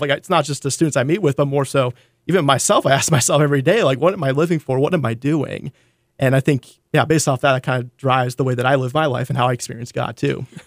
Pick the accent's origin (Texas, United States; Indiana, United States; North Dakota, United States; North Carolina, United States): North Dakota, United States; now in Seattle, United States; I grew up in North Dakota. I'm a farm boy from North Dakota